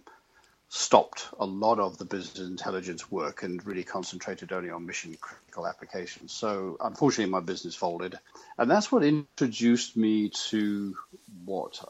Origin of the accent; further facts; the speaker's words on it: United Kingdom; moved away as an adult; now in United States; I'm actually British